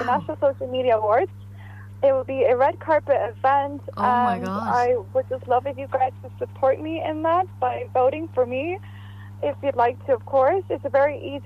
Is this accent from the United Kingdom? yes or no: no; Bulgaria; moved away; also born or lived in Varna, Bulgaria; my home country, Bulgaria.